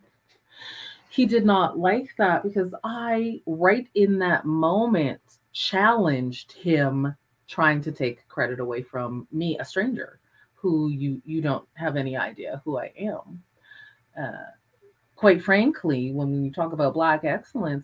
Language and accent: English; Calgary, Alberta, Canada; I was a Black person in Calgary in the 70s.